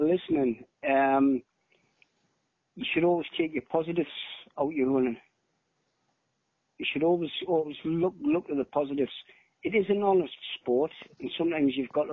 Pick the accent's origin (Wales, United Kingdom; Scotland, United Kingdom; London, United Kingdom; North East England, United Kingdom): North East England, United Kingdom; South Shields; my local running club, which was South Shields, my hometown